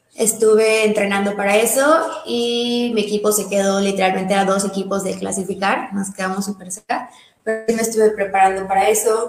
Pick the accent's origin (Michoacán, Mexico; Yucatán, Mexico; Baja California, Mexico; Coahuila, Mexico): Yucatán, Mexico; Mérida; also born or lived in Mexico City; toda la vida he aquí en Mérida. O sea, nací en la Ciudad de México, pero pues desde chiquita me trajeron a Mérida y ya ahí que me quedé.